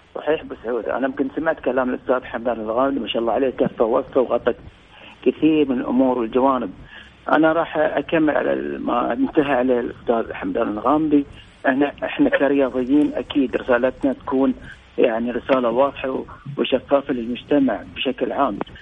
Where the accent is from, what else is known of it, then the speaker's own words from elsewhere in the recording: Bahrain; إحنا عندنا في البحرين الآن